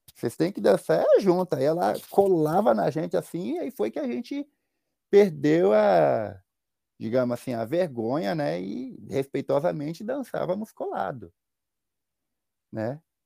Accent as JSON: {"language": "Portuguese", "country": "Brazil", "moved": "yes"}